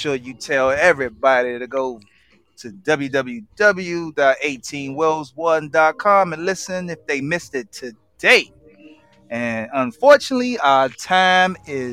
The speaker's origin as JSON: {"language": "English", "town": "Washington", "region": "District of Columbia", "country": "United States", "tie": "born or raised there", "said": "we grew up in Northeast DC"}